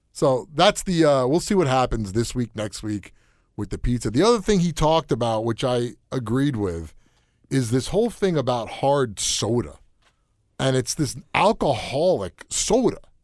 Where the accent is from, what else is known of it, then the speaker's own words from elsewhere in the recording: New York, United States; moved away; also born or lived in Connecticut; I grew up in New York